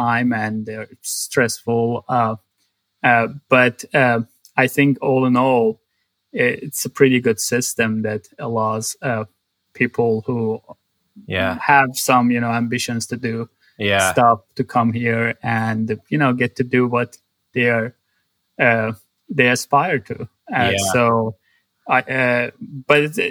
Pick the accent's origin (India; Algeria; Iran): Iran; Tabriz, East Azerbaijan; moved away as an adult; also born or lived in Tehran, Iran; now in United States; I grew up in a city in north west of Iran called Tabriz